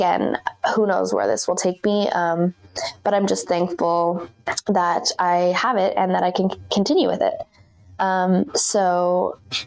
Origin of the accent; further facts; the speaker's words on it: Muskoka, Ontario, Canada; moved away; my hometown, of Muskoka